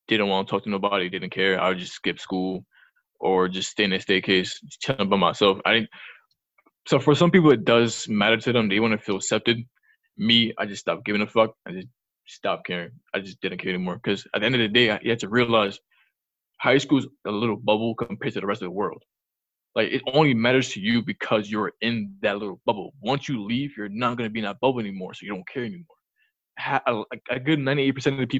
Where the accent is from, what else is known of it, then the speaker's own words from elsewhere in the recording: New York City, New York, United States; When I was younger, growing up in the Bronx